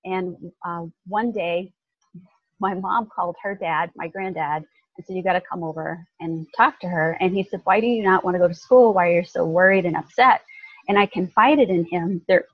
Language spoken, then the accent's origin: English; Southern Illinois, United States; also born or lived in Kentucky; now in Carefree, United States; being born in a little town in Kentucky mm-hmm. and not having a dad. It was my mom and her parents and me, and then growing up in Southern Illinois